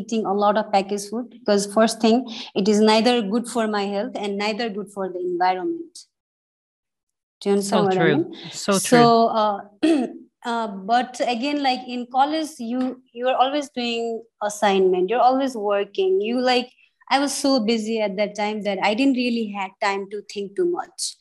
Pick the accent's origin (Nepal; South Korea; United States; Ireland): Nepal; Terai; also born or lived in Kathmandu, Nepal / Pokhara, Nepal; When I was growing up in Tarai, Tarai was so clean